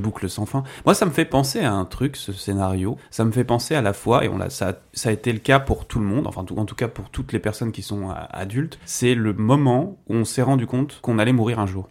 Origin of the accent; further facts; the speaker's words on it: Breton, Brittany, France; en tant que breton